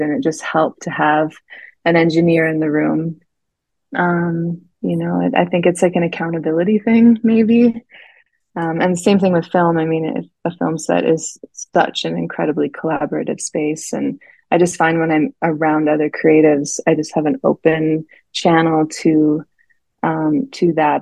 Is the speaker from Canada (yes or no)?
yes; Canada; also born or lived in Vancouver; I grew up in the mountains, so I was outside most of the time